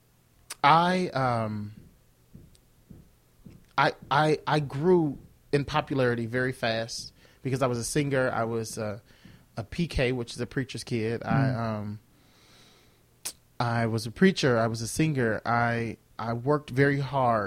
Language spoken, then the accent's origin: English; United States; also born or lived in Mississippi, United States / Joliet, Illinois, United States; I grew up in two places, in Mississippi and in Joliet